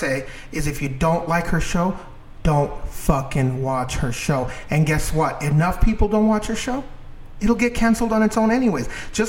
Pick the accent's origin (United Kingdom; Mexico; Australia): Mexico; English is a second language; now in United States; I came from, obviously, Mexico. So when I came here, I believed all that Hollywood bullshit, you know. Everything they told me, I was like, yeah, this is the way it's supposed to be. I learned English from watching fucking Chips and Bonanza